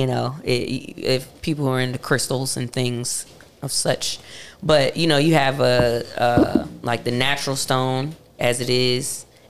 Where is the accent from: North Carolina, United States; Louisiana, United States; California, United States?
North Carolina, United States; Charlotte; also born or lived in Hempstead, Long Island, New York / New York; But I am originally from Hempstead. I was born in Hempstead, but I moved to Charlotte when I was 2. Right. So I'm from Charlotte. Okay. Yeah. I grew up in Charlotte.